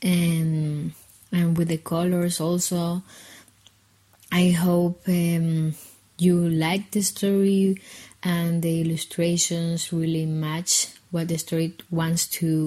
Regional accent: Guatemala City, Guatemala Department, Guatemala; I'm from Guatemala City

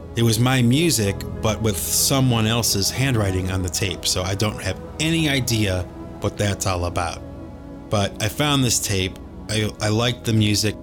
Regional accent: Cleveland, Ohio, United States; We grew up in Cleveland, Ohio

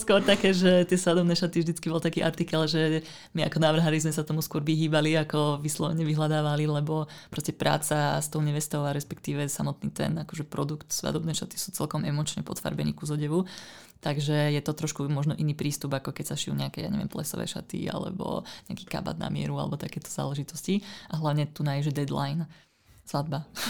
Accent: Ružomberok, Žilina Region, Slovakia; moved away as an adult; also born or lived in northern Bohemia, Czech Republic; ja pochádzam z Ružomberka, kde som vlastne vyrastala, kde som teda študovala strednú školu a potom vlastne v 18 rokoch som ujazdila na sever Čiech

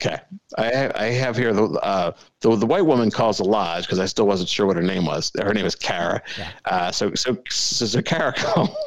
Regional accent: New Jersey, United States; I didn't grow up in North Jersey. I grew up in South Jersey

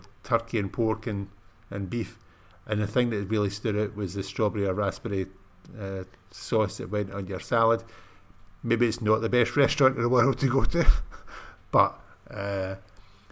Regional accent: Scotland, United Kingdom; being British

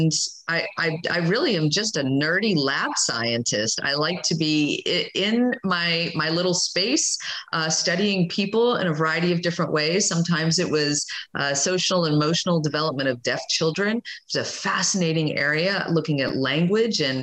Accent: Florida, United States; I grew up in Florida

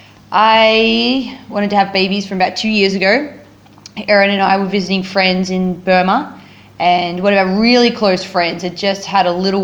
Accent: Australia; moved away; also born or lived in Cambodia; I've just turned 30 and I'm Australian.

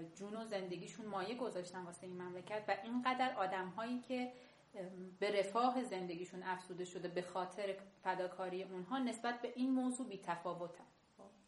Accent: Kerman, Kerman Province, Iran; moved away as an adult; اتفاقی که توی کرمان حالا من به عنوان یک شهرستانی برای من افتاده بود که من به شدت ضربه شهرستانی بودنم خوردم

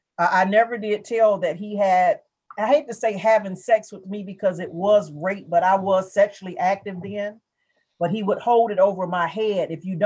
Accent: Hammond, Louisiana, United States; I was raised in Louisiana.

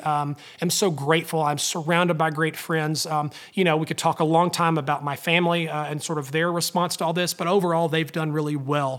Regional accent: North Alabama, United States; growing up in North Alabama in a small town

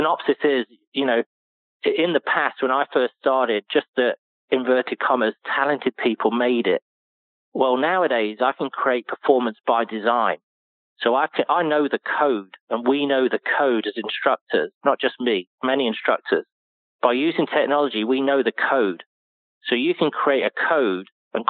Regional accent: United Kingdom; moved away; being a British person, you know, growing up with all these icons and heroes

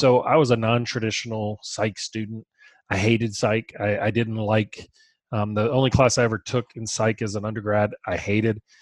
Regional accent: Baton Rouge, Louisiana, United States; We're from Baton Rouge

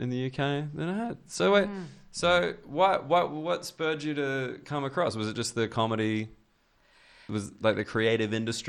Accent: Australia; I think I get a little outsider boost being Australian.

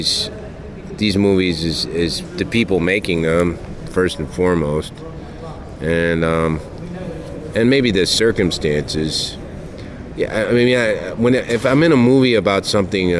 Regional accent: Kentucky, United States; I grew up in Kentucky

